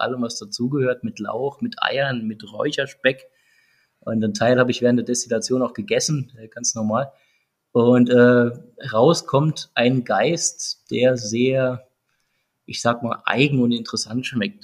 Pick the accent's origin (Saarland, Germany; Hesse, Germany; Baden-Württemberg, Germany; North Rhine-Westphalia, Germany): Saarland, Germany; Wir sind ja alle Saarländer